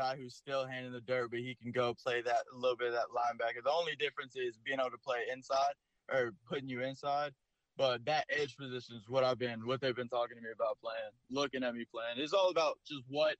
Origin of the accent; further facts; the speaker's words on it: Florida, United States; growing up in Florida